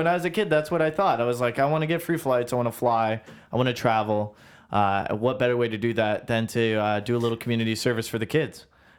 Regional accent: Orangeville, Ontario, Canada; also born or lived in Brampton; I was born in Orangeville.

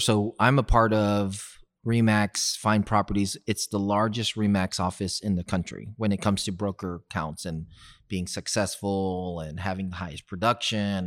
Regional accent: Houston, Texas, United States; growing up in South West Houston

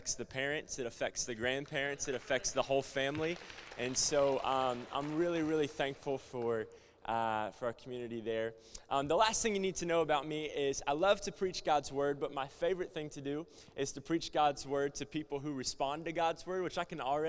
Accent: the South, United States; also born or lived in Cleveland, Tennessee; You can tell I'm from the South

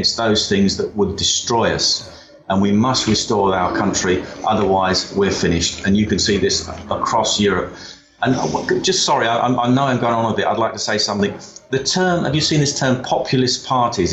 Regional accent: England, United Kingdom; our identity as English and British

